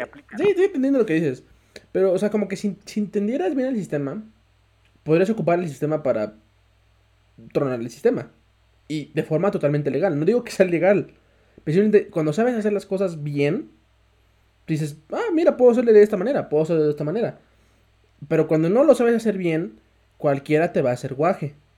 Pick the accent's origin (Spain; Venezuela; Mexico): Mexico; tú mismo como mexicano, como mexicano, latino